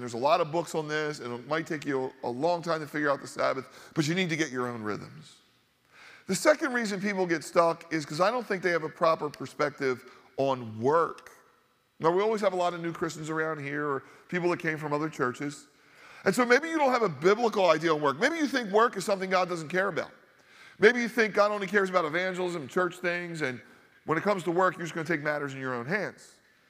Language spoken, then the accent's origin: English; Northeast, United States; I remember growing up in the Northeast, a highly Catholic area